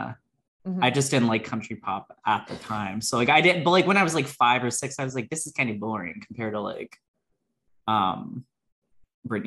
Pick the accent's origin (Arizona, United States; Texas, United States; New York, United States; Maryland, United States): Maryland, United States; I'm from Maryland